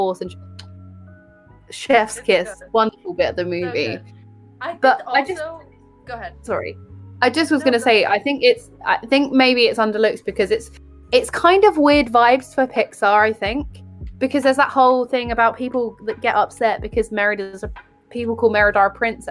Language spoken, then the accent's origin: English; United Kingdom; I'm British